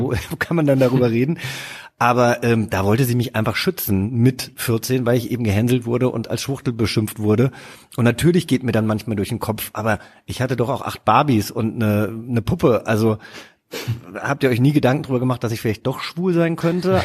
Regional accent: Hesse, Germany; moved away as an adult; also born or lived in Cape Town; now in Berlin, Germany; da, wo ich groß geworden bin, natürlich ist es Hessen

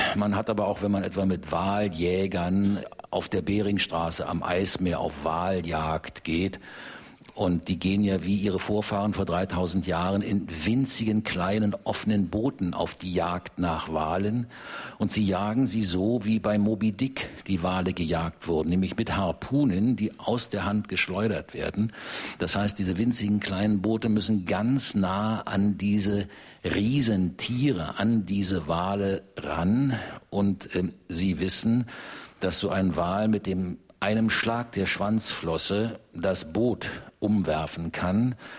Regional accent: Germany; als Deutscher

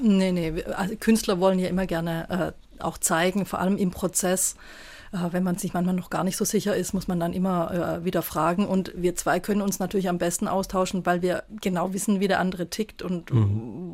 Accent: Stuttgart, Baden-Württemberg, Germany; moved away as an adult; also born or lived in Saarland; In Stuttgart gibt es ja ein sehr schönes, wo ich aufgewachsen bin, das Lindenmuseum

